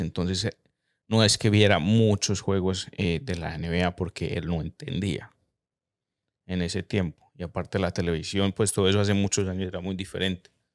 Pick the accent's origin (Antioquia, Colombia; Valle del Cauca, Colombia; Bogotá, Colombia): Antioquia, Colombia; Medellín; yo crecí en Colombia, en Medellín